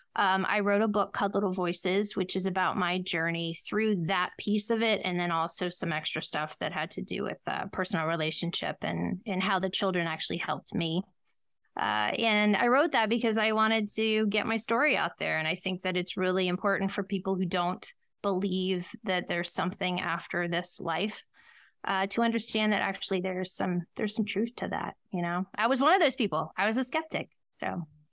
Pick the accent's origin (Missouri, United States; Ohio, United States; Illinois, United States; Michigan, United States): Ohio, United States; I was born in Ohio